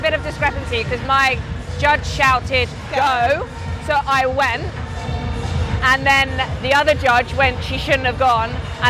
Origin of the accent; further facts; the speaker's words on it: Surrey, South East England, United Kingdom; I'm from Surrey.